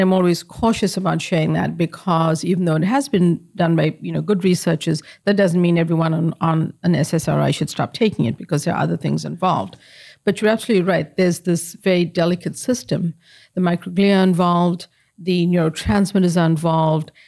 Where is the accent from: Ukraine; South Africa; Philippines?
South Africa; moved away; I grew up in apartheid in South Africa